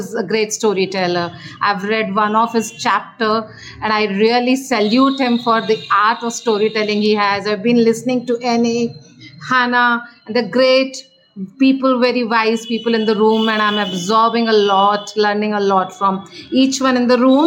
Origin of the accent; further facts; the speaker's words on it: India; I'm from India